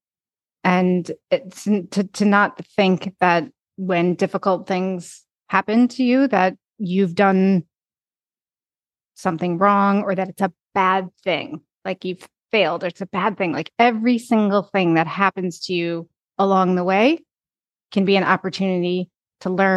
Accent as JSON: {"language": "English", "town": "East Lansing", "region": "Michigan", "country": "United States", "tie": "born or raised there", "said": "I grew up in East Lansing, Michigan"}